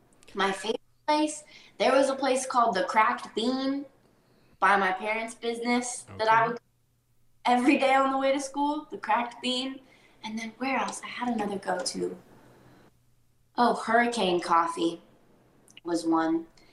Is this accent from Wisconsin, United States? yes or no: no; Sequim, Washington, United States; moved away; growing up in Squim, Washington, mm-hmm. is the small town I grew up